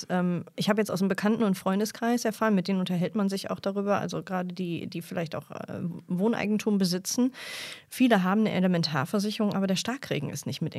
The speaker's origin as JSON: {"language": "German", "town": "Mülheim an der Ruhr", "region": "North Rhine-Westphalia", "country": "Germany", "said": "Ich komme jetzt aus Mülheim an der Ruhr."}